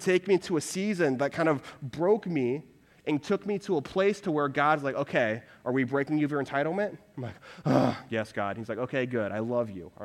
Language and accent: English; Houston, Texas, United States; moved away as an adult; also born or lived in Waco, Texas / Dallas, Texas; now in Denver, United States; I grew up in the Houston area